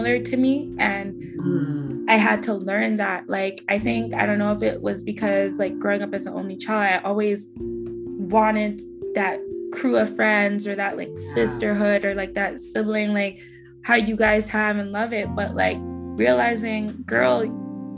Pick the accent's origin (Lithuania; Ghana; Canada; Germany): Canada; Scarborough, Ontario; I'm from Scarborough, Ontario, and where I came from